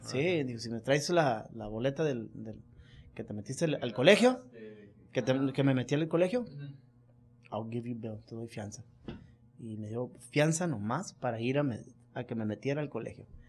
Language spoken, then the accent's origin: Spanish; Culiacán, Sinaloa, Mexico; moved away; also born or lived in East Los Angeles, California, United States; soy nacido en el este de Los Ángeles, eh, pero soy criado en Culiacán, Sinaloa